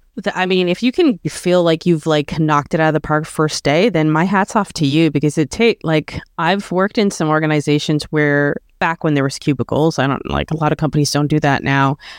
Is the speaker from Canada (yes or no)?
yes; Canada; I'm Canadian and I was born here and I, you know, love my country